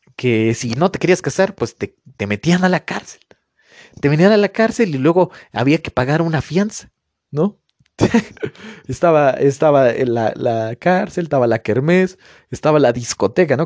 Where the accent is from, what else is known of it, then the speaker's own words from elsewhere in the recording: Mexico; yo fui a una, escuela particular aquí en, mi pueblo donde vivo